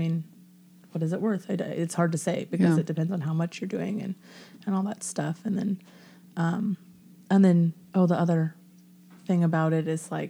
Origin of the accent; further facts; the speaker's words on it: Portland, Oregon, United States; moved away as an adult; I was growing up in Portland.